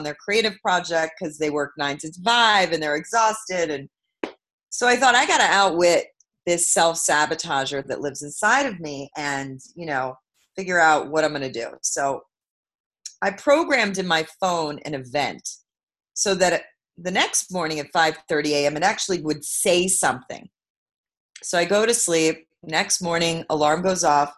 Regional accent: New York City, New York, United States; I'm from Brooklyn, New York

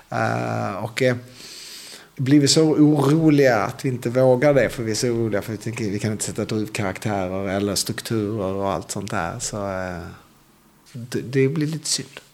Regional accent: Sweden; då körde jag som svensk

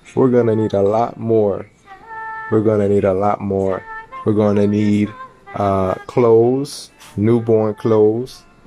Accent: North Miami, Florida, United States; my hometown and city, Miami

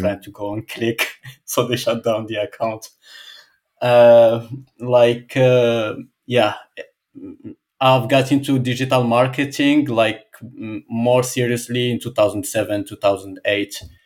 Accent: Casablanca, Casablanca-Settat, Morocco; English is a second language; moved away as an adult; now in Balneario Camboriu, Brazil; I come from Morocco, Casablanca. I, I grew up in there.

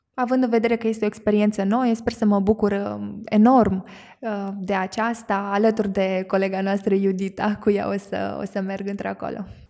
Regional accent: Mehedinți County, Romania; sunt uh, născută și crescută în Mehedin

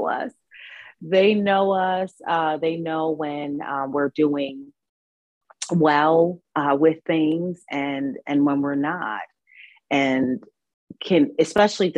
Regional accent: New York City, New York, United States; moved away as an adult; now in North Carolina, United States; I'm here in North Carolina at this time, but I'm from New York. I'm a New Yorker

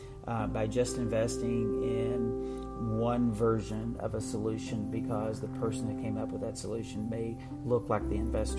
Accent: Appalachia, southeastern Kentucky, United States; moved away; I am originally from Appalachia, from a 9-generation southeastern Kentucky coal fields family.

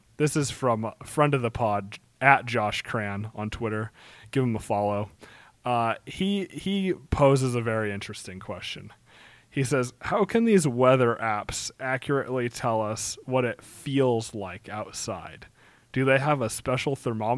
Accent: Wyoming, United States; growing up in Wyoming

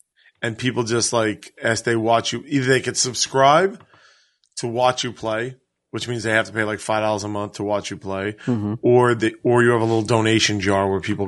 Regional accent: United States; I reserve the right as an American to fucking test something out.

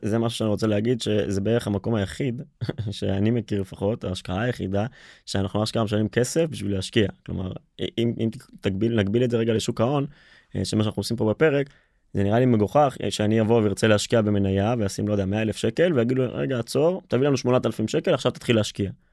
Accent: Israel; לפחות אצלנו בישראל

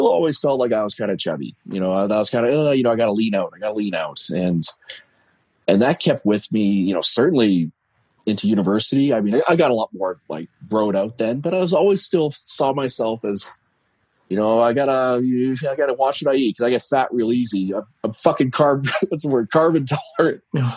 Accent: Canada; I'm Canadian

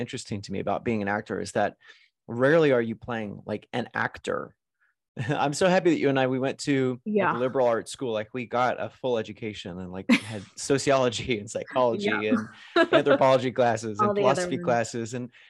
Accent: New York City, New York, United States; I was like, I'm a New Yorker. I live in New York. I work on Broadway.

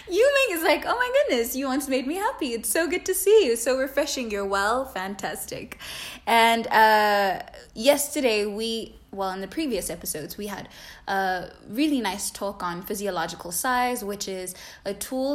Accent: South Africa; English is a second language; I'm specifically speaking to Zulu culture because I am Zulu, or at least I was raised in Zulu culture.

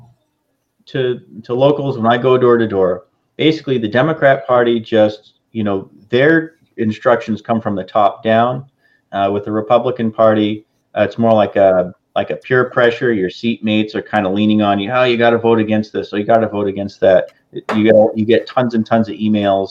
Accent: Washington, United States; moved away; I'm from Washington, and we just call it Washington

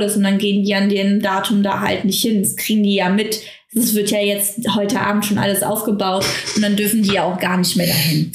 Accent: Germany; bei uns in Deutschland

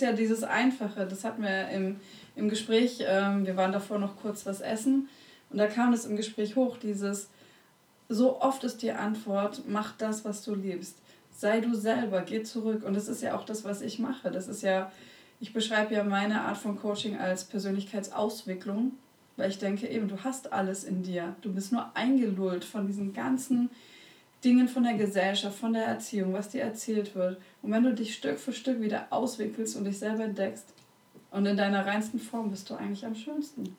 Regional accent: Konstanz, Baden-Württemberg, Germany; Ich bin ja an der Schweizer Grenze groß geworden, Konstanz am Bodensee

